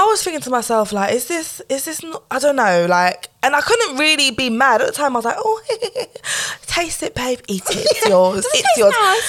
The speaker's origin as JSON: {"language": "English", "country": "Jamaica", "said": "Like, and I'm like, I'm Jamaican, bruv."}